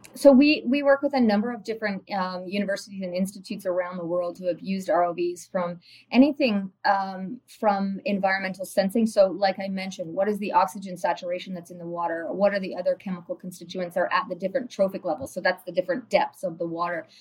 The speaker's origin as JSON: {"language": "English", "town": "Tobermory", "region": "Ontario", "country": "Canada", "tie": "born or raised there", "said": "growing up in the Great Lakes area of Ontario, and in particular around uh, Tobermory, Ontario"}